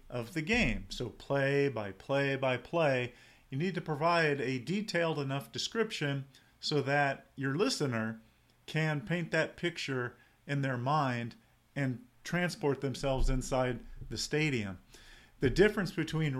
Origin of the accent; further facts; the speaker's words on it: San Diego, California, United States; I grew up in San Diego